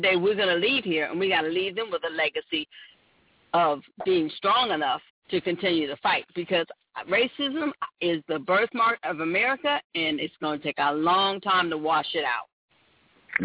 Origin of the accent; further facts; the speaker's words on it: Oakland, California, United States; I was born and raised in Oakland, California